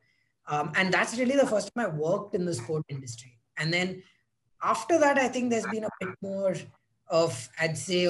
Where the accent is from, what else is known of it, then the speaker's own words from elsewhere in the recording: India; growing up in India